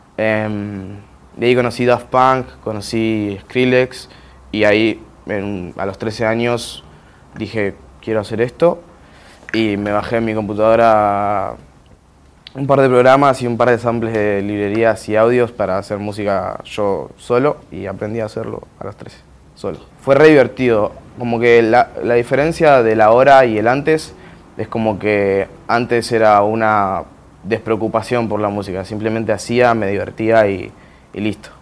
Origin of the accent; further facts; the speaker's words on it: Santos Lugares, Buenos Aires Province, Argentina; Nací en Santos Lugares, 3 de febrero